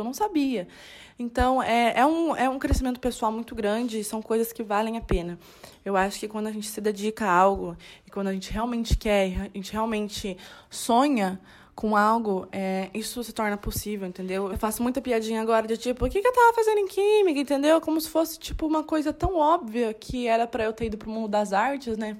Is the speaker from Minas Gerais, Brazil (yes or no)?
no; Salto, São Paulo, Brazil; moved away as an adult; now in Londrina, Brazil; eu sou do interior, eu sou de Salto.